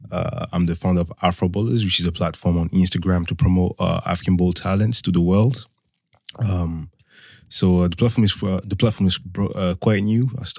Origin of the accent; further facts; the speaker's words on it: France; also born or lived in Togo / Benin / Ghana; now in Leeds, United Kingdom; Yeah, I grew up in France and I grew up on the border of Switzerland as well.